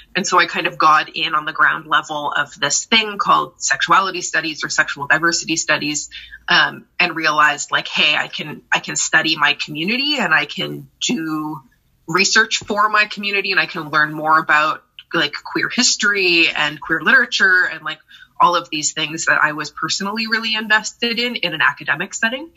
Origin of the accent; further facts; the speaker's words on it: Brampton, Ontario, Canada; moved away as an adult; also born or lived in Toronto; now in Vancouver, Canada; I uh, grew up in southern Ontario, specifically Brampton, outside of Toronto